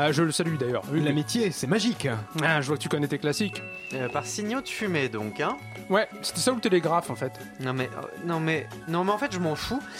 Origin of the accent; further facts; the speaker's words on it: Auvergne-Rhône-Alpes, France; Moi, je suis auvergnat.